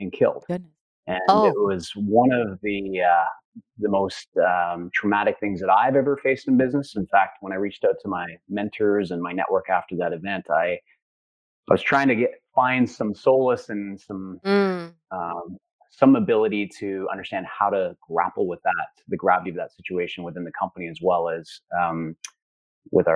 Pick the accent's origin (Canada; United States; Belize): Canada; Central Alberta; I grew up in Central Alberta.